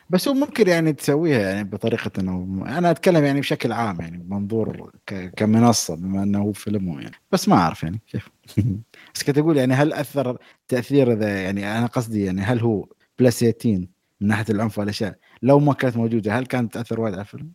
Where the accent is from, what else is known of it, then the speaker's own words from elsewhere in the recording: United Arab Emirates; انا اماراتي